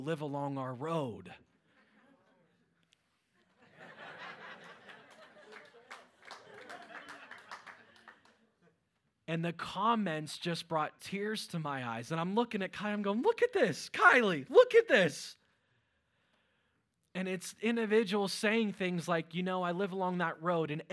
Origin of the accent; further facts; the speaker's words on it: Fayette County, near Pittsburgh, Pennsylvania, United States; moved away as an adult; now in Fogelsville, United States; I grew up in an area called Fayette County